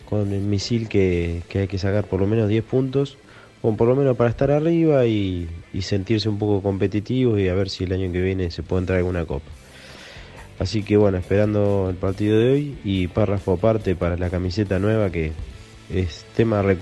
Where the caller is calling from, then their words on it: Pergamino, Buenos Aires Province, Argentina; Buen día, gente. … de Pergamino. Eh, acá trabajando un poco a la mañana, escuchándolos.